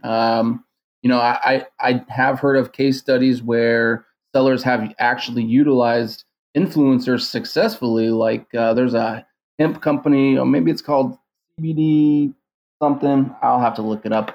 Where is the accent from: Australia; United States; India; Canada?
United States; San Diego, California; I was actually born and raised in San Diego